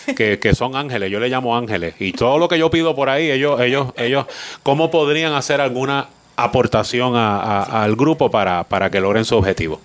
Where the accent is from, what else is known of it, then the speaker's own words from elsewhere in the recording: Maunabo, Puerto Rico; allí me crié yo, en el Batey Colombia